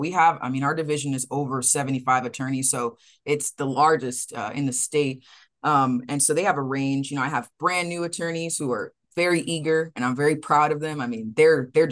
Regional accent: Austin, Texas, United States; now in Houston, United States; I'm a true blue Texan. I'm originally from Austin, Texas

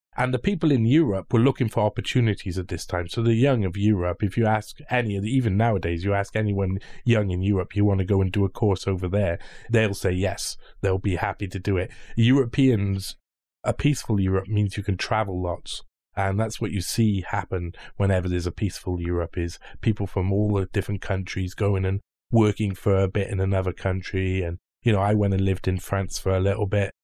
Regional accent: Cardiff, Wales, United Kingdom; I come from Britain

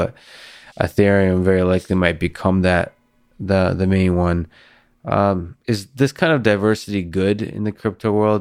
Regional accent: Moscow, Russia; now in Boston, United States; I grew up in Moscow

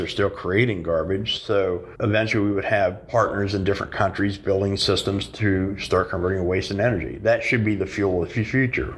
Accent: Texas, United States; I grew up in Texas as a kid

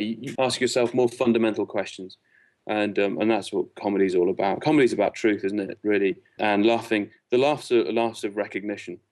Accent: Liverpool, North West England, United Kingdom; moved away; I'm from Liverpool originally

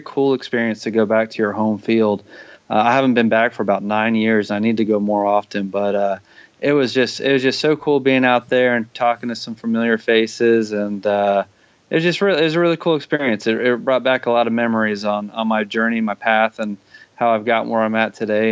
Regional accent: Tampa, Florida, United States; moved away; I'm from Tampa

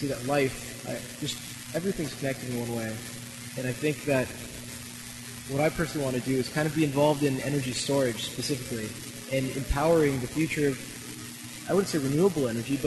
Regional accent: Silicon Valley, California, United States; I'm from Silicon Valley

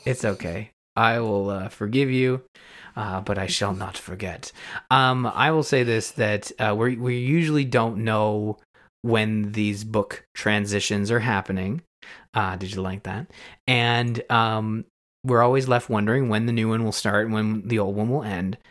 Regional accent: Canada; as a Canadian

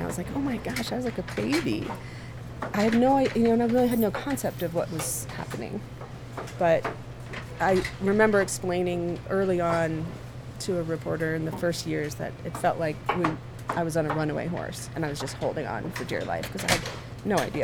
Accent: United States; as an American woman

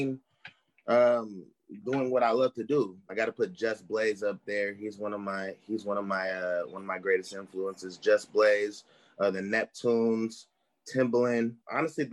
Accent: Bay Area, California, United States; I'm from the Bay Area

